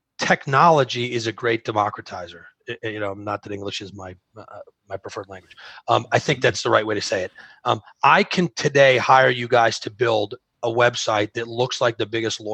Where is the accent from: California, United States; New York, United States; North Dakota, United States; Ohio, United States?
New York, United States; I'm from New York